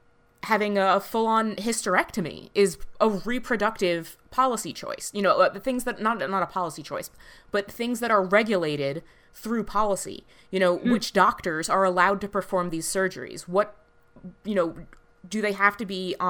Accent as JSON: {"language": "English", "country": "United States", "said": "we're both American"}